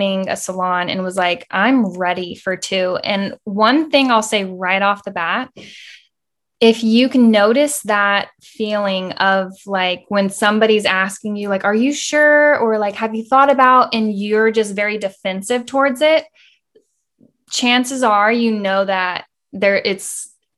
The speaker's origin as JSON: {"language": "English", "town": "Austin", "region": "Texas", "country": "United States", "said": "I'm from Austin, Texas"}